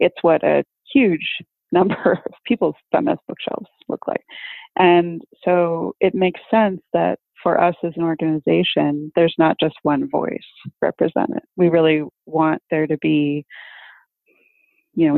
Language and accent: English; Los Angeles, California, United States; I'm from Los Angeles, California.